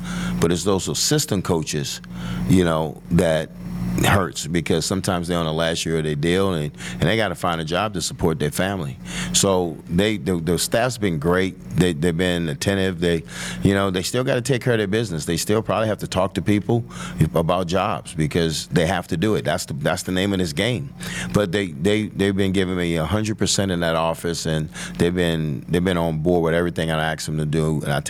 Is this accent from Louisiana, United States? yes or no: yes; Marrero, Louisiana, United States; you know, what we grew up at in Marrero, right outside of New Orleans